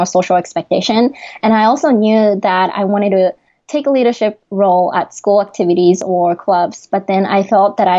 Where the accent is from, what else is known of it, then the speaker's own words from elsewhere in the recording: Japan; accent: Japanese; English is a second language; moved away as an adult; now in United States; my Japanese accent